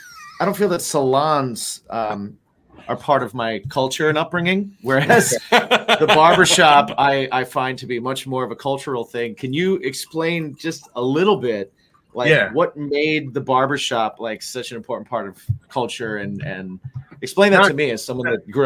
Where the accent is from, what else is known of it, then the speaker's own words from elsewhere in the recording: Midwest, United States; I grew up in the Midwest.